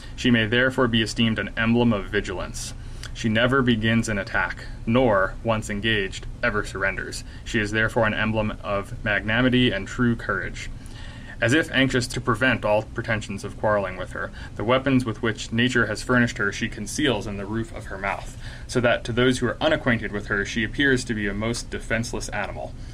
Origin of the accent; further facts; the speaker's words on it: North Carolina, United States; moved away as an adult; also born or lived in Illinois; now in Utah, United States; I grew up in North Carolina